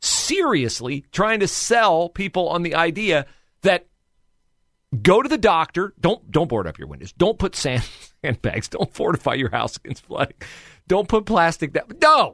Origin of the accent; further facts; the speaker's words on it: Florida, United States; I'm blowing right through your caution flag because I grew up in Florida.